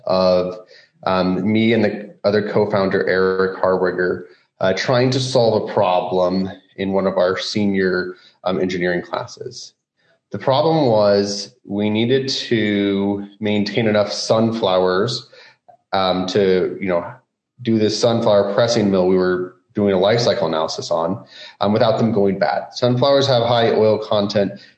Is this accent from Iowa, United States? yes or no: yes; Roland, Iowa, United States; I grew up in the Midwest, actually a small town here in central Iowa, Roland.